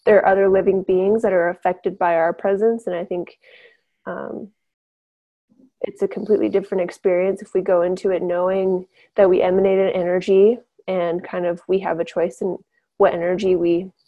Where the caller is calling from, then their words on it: Helena, Montana, United States; I'm with Earthfire. I'm tuning in from Helena, Montana tonight.